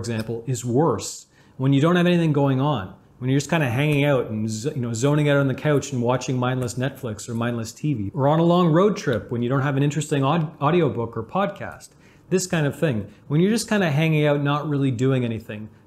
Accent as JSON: {"language": "English", "country": "Canada", "said": "I'm Canadian. I love hockey because I'm Canadian"}